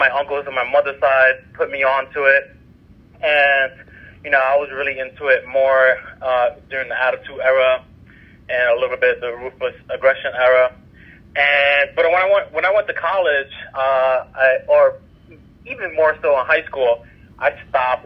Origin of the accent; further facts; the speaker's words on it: New York, United States; now in St. Louis, United States; Currently in St. Louis, but I'm from New York